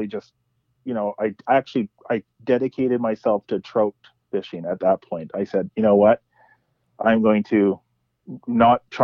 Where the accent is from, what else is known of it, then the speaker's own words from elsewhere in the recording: Kamloops, British Columbia, Canada; now in Vancouver, Canada; I grew up in Kamloops